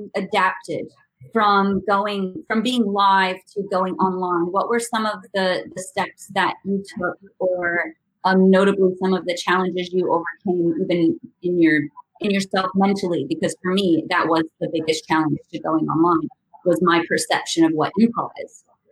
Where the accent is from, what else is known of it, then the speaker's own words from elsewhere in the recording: St. Louis, Missouri, United States; now in Nelson, New Zealand; I started out in St. Louis, and then I moved overseas, and I never went home. And now I live in Nelson in New Zealand